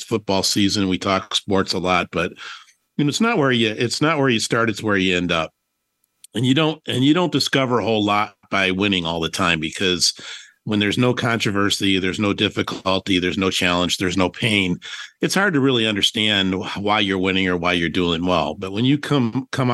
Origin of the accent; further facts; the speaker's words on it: Detroit, Michigan, United States; moved away as an adult; now in Phoenix, United States; I am coming to you live from the great city of Detroit, Michigan, my hometown.